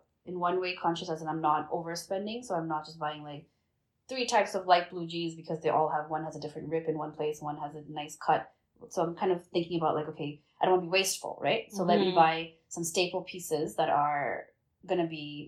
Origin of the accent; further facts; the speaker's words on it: Bangladesh; now in Canada; where we come from Bangladesh